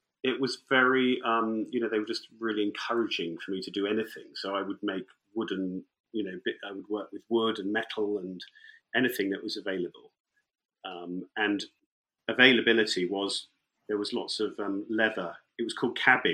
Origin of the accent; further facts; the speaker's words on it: near Northampton, East Midlands, United Kingdom; moved away; also born or lived in London; I grew up near Northampton, and my parents, my dad ran an engineering business in Northampton